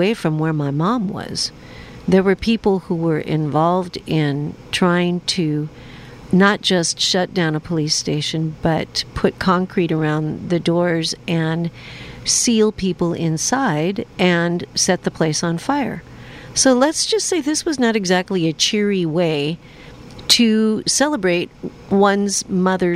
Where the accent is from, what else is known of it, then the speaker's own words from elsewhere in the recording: Seattle, Washington, United States; I'm from Seattle